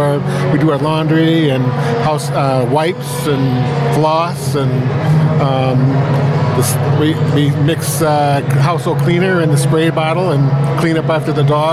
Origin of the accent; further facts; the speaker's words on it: Scott City, Missouri, United States; I'm from Scott City, Missouri.